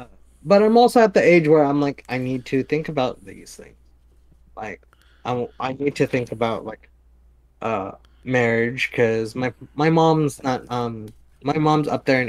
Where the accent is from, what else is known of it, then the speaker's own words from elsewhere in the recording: Oakland, California, United States; Yeah, I was born in Oakland.